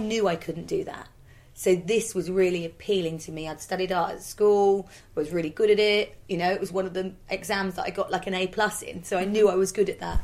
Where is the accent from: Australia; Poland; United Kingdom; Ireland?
United Kingdom; Norfolk, East of England; we're from Norfolk